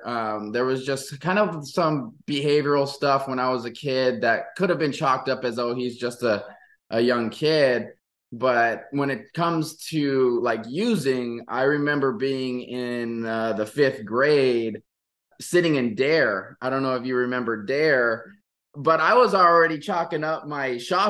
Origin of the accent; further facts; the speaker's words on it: Maui, Hawaii, United States; moved away as an adult; also born or lived in Oregon; I'm born and raised in Maui